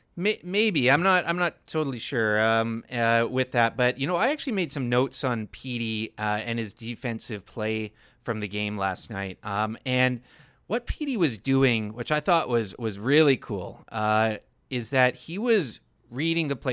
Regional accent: Victoria, British Columbia, Canada; now in Lower Mainland, Canada; it's my hometown, man. The island's a, a great place

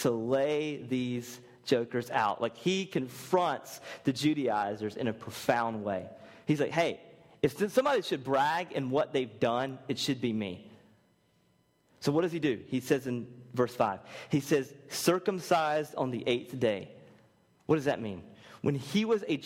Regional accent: United States; we're American, we vote this way, we're Christian

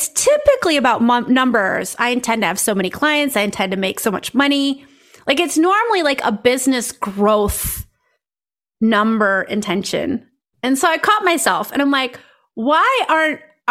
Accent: South Dakota, United States; now in The Hague, Netherlands; I grew up in South Dakota where the next town over was like 30 miles away

